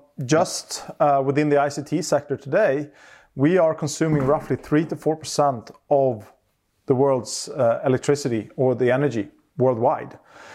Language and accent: English; Stockholm, Stockholm County, Sweden; I grew up in Stockholm, center of Stockholm.